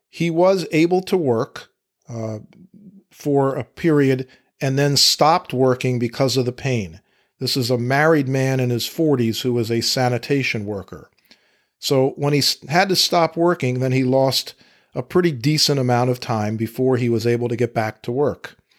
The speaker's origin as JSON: {"language": "English", "area": "Fairfax County", "region": "Virginia", "country": "United States", "tie": "born or raised there", "said": "Fairfax County, Virginia, my hometown where I practice law"}